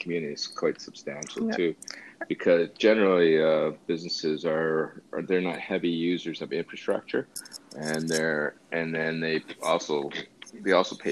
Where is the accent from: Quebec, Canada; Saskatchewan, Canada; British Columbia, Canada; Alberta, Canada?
Alberta, Canada; Calgary and Red Deer area; now in Ontario, Canada; I'm not originally from Ontario. I'm from Calgary and Alberta and Red Deer area